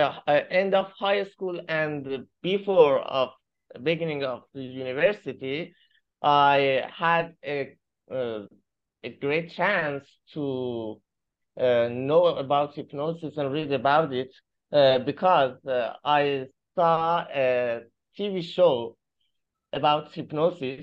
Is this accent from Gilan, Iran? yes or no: no; Mazandaran, Iran; I'm from Iran, the north of Iran, Mazandaran, and my university in the Chalus, one of the Mazandaran cities.